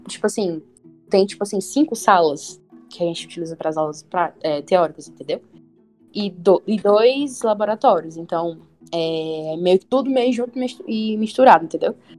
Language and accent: Portuguese; Fortaleza, Ceará, Brazil; eu sou de Fortaleza, que tem quase 3 milhões